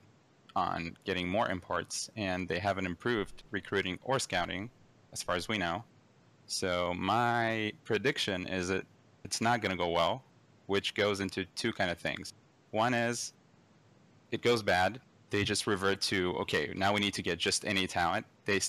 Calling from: Redmond, Washington, United States; calling from Redmond, Washington.

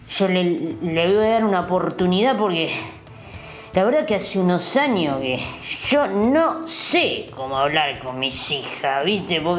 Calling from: Burzaco, Buenos Aires Province, Argentina; soy de Bursaco, tengo 71 años

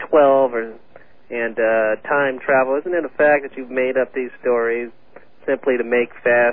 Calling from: California, United States; liberal in California.

